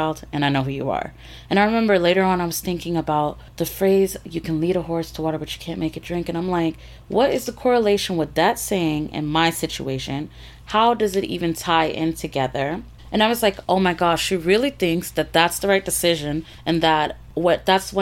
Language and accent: English; Florida, United States; moved away as an adult; I grew up here in the South in Florida.